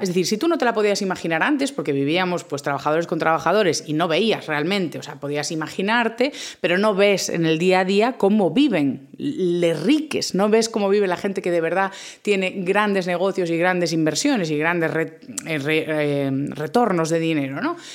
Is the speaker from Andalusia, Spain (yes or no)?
no; A Coruña, Galicia, Spain; yo soy del norte, soy de Galicia, a Coruña